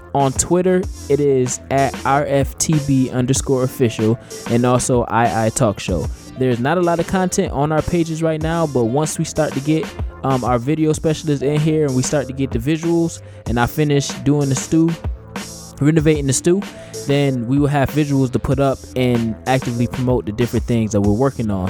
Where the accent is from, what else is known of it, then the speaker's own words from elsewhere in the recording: United States; as Americans